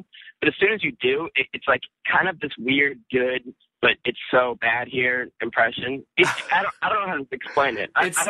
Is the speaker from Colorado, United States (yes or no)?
no; Reno, Nevada, United States; I can always tell when I meet someone from Reno. It's like, oh, like when you say where you're from, I'm from Reno.